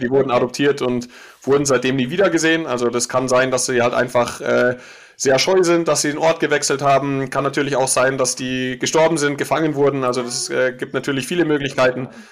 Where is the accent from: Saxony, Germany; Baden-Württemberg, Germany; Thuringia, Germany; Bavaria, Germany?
Bavaria, Germany; Munich; ich komme aus München